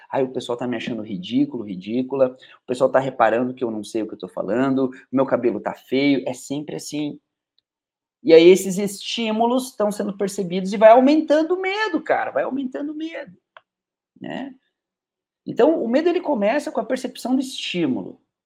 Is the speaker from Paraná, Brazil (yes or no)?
yes; Curitiba, Paraná, Brazil; moved away as an adult; now in Teófilo Otoni, Brazil; Minha terra natal é Curitiba, eu sou de Curitiba